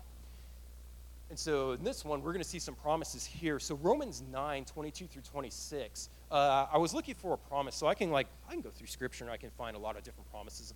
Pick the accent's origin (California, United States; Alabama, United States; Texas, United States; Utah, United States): Texas, United States; Killeen; moved away; If I were in Killeen, I grew up in Killeen